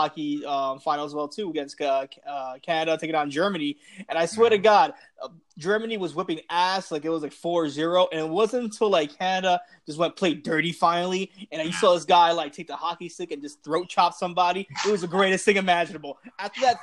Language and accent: English; Puerto Rico; we're probably the only two Puerto Ricans in the fight game